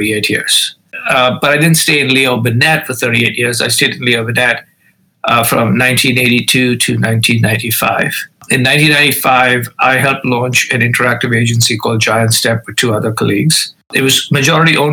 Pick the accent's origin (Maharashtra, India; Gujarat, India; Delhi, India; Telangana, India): Maharashtra, India; Mumbai; moved away as an adult; I grew up in India, in the city of Bombay, now known as Mumbai.